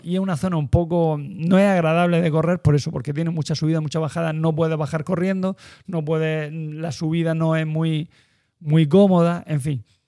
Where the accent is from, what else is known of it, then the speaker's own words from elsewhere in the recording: Almería, Andalusia, Spain; also born or lived in Cartagena; now in Murcia, Spain; Yo soy de Almería